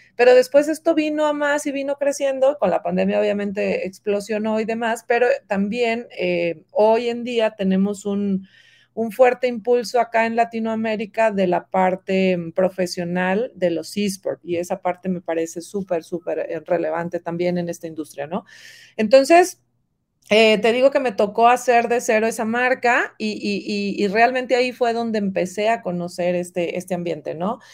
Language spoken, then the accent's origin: Spanish; Monterrey, Nuevo León, Mexico; moved away as an adult; now in Guadalajara, Mexico; yo soy regia, yo soy de Monterrey y me trae Atlética a Guadalajara, ya tengo 13 años en esta hermosa ciudad